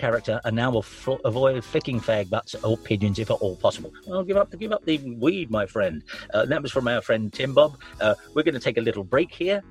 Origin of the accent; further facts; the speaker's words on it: London, United Kingdom; I'm from South London